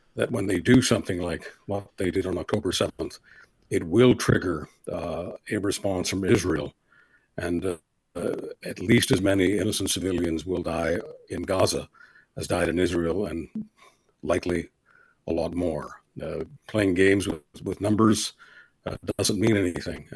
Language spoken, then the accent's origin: English; Canada; as a Canadian